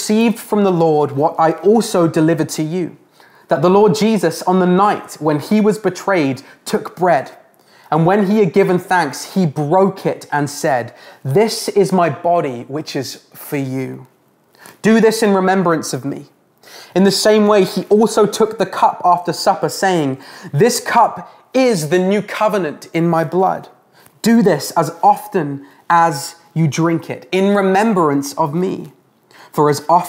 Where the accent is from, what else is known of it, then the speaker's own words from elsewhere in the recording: England, United Kingdom; now in Canada; Growing up in England, I enjoyed a roast dinner with my family after every church service on Sunday